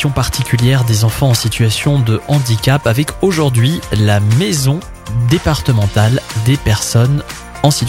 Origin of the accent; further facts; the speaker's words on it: Alsace, Grand Est, France; chez nous en Alsace.